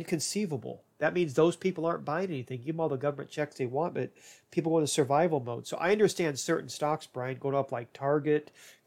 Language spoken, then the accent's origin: English; Ireland; as an Irish person